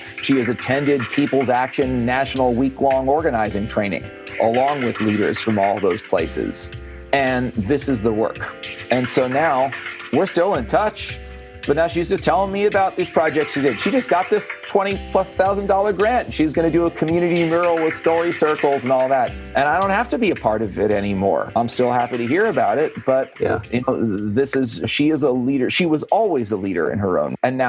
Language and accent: English; Whitesburg, Kentucky, United States; somebody there called me an outsider, not because I'm from Connecticut, but because I'm from Whitesburg.